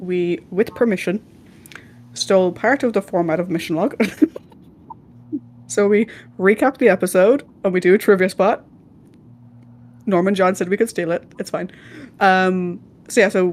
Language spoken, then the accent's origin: English; Ireland; I'm Irish